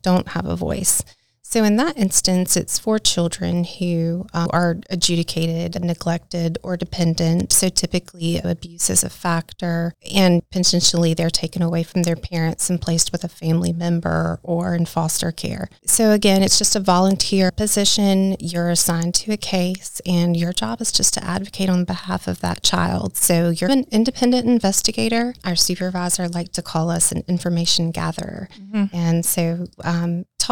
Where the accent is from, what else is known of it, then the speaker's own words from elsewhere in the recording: South Carolina, United States; moved away as an adult; also born or lived in Tulsa, Oklahoma / Florida / West Palm Beach, Florida; I'm originally from South Carolina